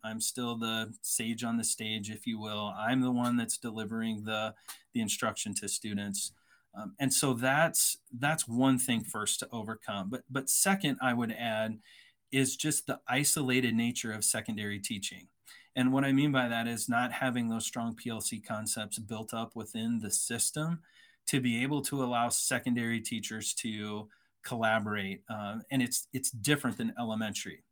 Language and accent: English; Iowa, United States; moved away as an adult; also born or lived in San Antonio, Texas; I'm originally from Iowa, grew up on a farm, uh, went to a private college in Iowa